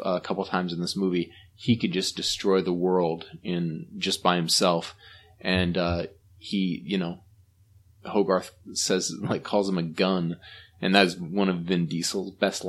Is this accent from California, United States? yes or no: no; Seattle, Washington, United States; Growing up in Queen Anne, I was the only kid there.